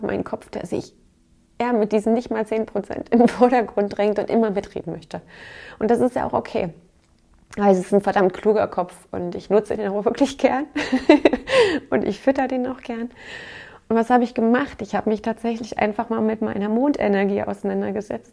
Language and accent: German; Saxony, Germany; bei uns in Sachsen